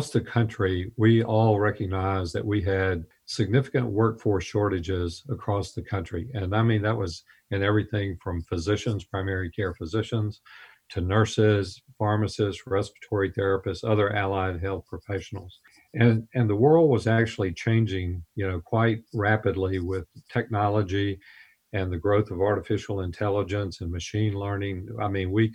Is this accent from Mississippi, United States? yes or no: yes; Yazoo City, Mississippi, United States; also born or lived in Jackson, Mississippi; my hometown hospital in Yazoo City, Mississippi.